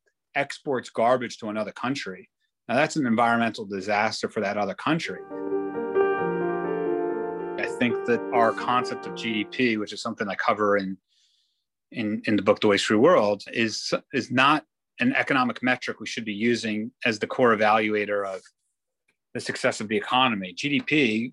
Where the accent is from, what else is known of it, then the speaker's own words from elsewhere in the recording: Israel; I grew up in Israel